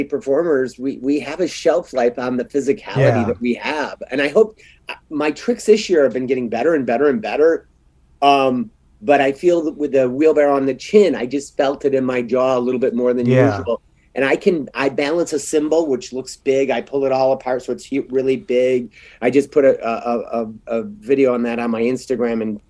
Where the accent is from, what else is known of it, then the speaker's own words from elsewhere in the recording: Michigan, United States; I come from the Mitten State, Michigan